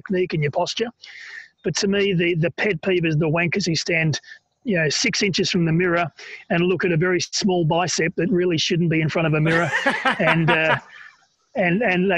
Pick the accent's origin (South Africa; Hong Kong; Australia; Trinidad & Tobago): Australia; I'm an Aussie